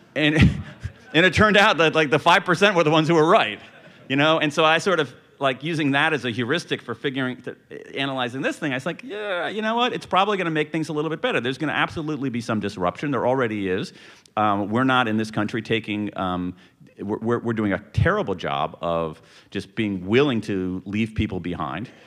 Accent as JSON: {"language": "English", "region": "American Midwest", "country": "United States", "tie": "born or raised there"}